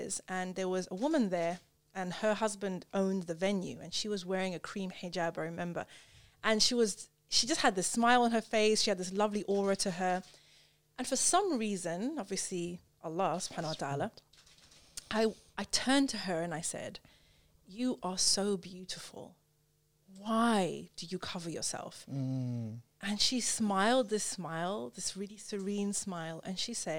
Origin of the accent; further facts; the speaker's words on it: Zimbabwe; also born or lived in United Kingdom; I grew up in Zimbabwe